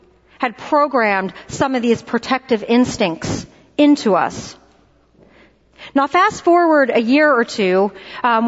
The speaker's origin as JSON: {"language": "English", "town": "Philadelphia", "region": "Pennsylvania", "country": "United States", "tie": "born or raised there", "moved": "yes", "said": "I was born and raised in Philadelphia"}